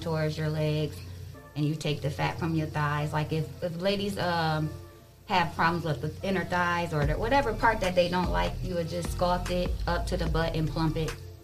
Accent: Sandusky, Ohio, United States; moved away as an adult; now in Toledo, United States; I'm from Sandusky. Ohio

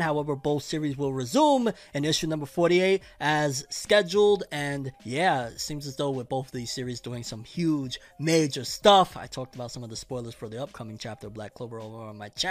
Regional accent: Puerto Rico; I was born in Puerto Rico

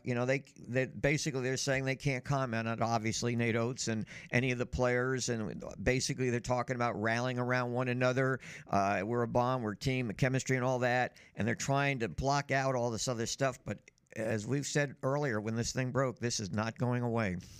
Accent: New Jersey, United States; growing up in New Jersey and having access to the New York Times

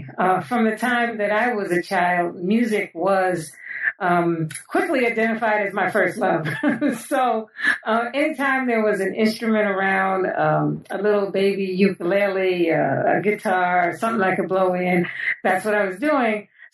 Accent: New York City, New York, United States; I was born and raised in New York City, in the Bronx specifically, but it was a great place to grow up.

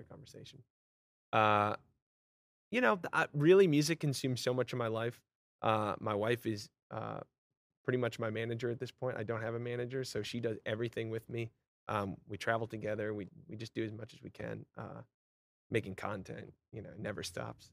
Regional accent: Vermont, United States; moved away as an adult; also born or lived in Long Island, New York / Los Angeles, California; now in Nashville, United States; I grew up in Vermont, which is very country. You know, my hometown's two thousand people

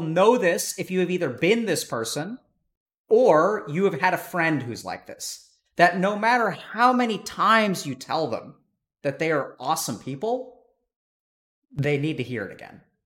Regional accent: East Texas, United States; I grew up in East Texas where, you know, there were a lot of racist people

